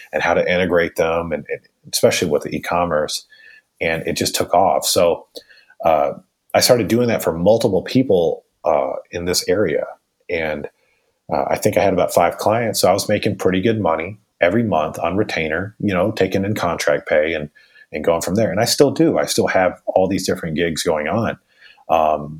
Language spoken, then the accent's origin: English; Raleigh, North Carolina, United States; I grew up pretty much in Raleigh, North Carolina